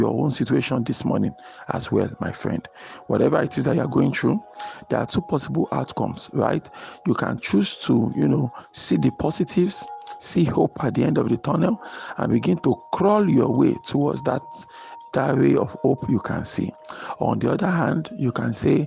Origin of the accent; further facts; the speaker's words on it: Nigeria; I live in Nigeria. I am a Nigerian